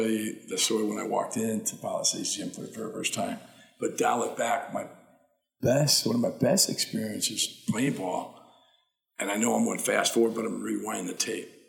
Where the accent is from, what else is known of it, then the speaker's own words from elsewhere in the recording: Watertown, Missouri, United States; And it's about 85 minute drive from my hometown, Watertown, um, southern Missouri, southeast Missouri.